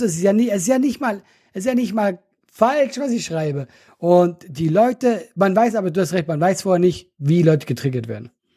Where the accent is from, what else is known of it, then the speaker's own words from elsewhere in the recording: Switzerland; now in Germany; als Schweizer